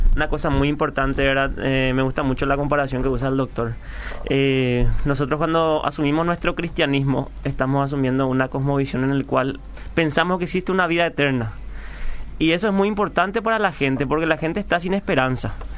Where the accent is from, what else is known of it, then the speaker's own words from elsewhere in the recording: Paraguay; cuando decimos que somos paraguayos